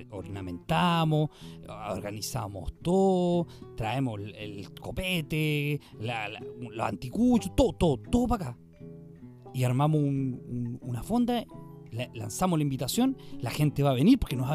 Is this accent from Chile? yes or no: yes; Chile; Esta weá no, la merecemos como chilenos, weón.